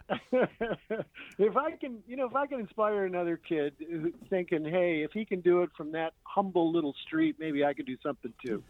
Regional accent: St. Clair Shores, Michigan, United States; also born or lived in Chesterfield Township, Michigan; I grew up on that street. My dad is 90 years old, still lives there in the house that I was born

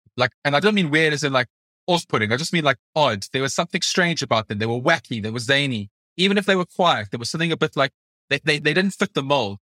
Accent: South Africa; moved away as an adult; now in United Kingdom; I'm a South African born journalist living and working in the U K.

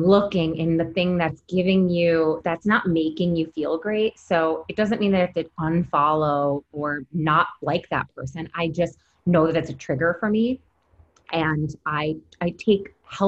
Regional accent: Syracuse, New York, United States; now in New York City, United States; I'm from Syracuse and moving from a small town upstate and then moving to the city

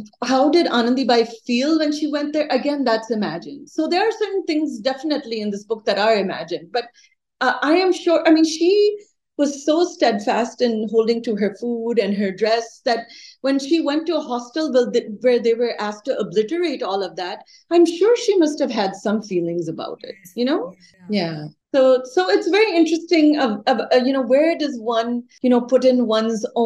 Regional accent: Minnesota, United States; moved away; also born or lived in India; I lived in Minnesota in the late 70s and till the mid 80s, and then went to India to study and came back again. But when I was growing up, I was the only brown girl and the only Indian girl in my school

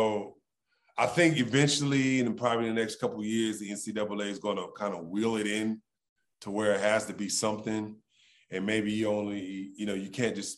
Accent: Los Angeles, California, United States; I come from South Central

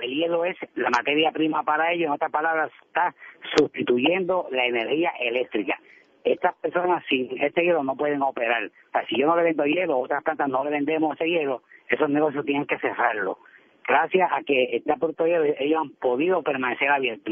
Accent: Puerto Rico; como puertorriqueños

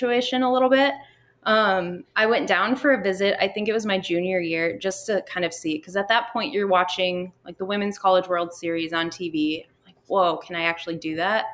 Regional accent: Minnesota, United States; moved away as an adult; also born or lived in Texas; growing up in Minnesota, I never once had a school softball season where we started outside

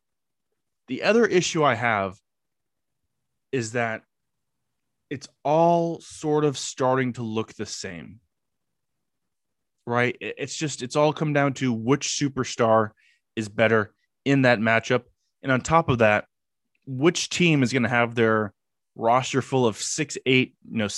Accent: Los Angeles, California, United States; I grew up in Los Angeles, you know, my heyday in the early 2000s.

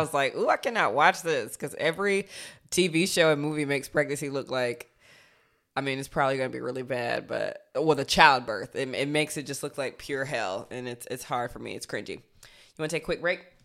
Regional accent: Georgia, United States; I'm from Georgia

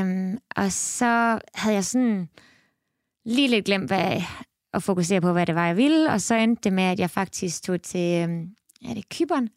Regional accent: Esbjerg, Southern Denmark, Denmark; moved away as an adult; now in Canada; jeg er født og opvokset i Esbjerg

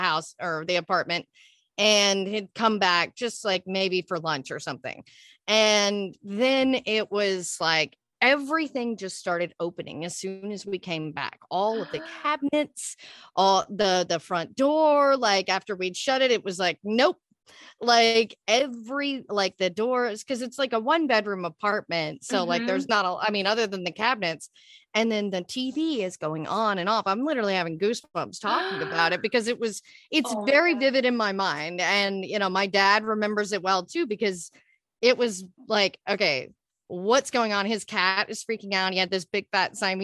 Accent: Texas, United States; moved away as an adult; now in Los Angeles, United States; I'm originally from Texas. I was out there for most of my life till I was like 25, moved

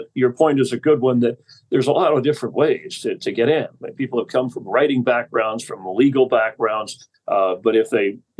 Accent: Florida, United States; I'm originally from Florida

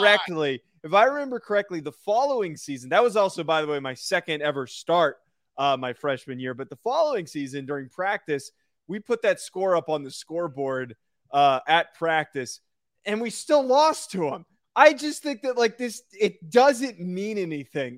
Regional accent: New Jersey, United States; also born or lived in Rhode Island; I grew up in New Jersey.

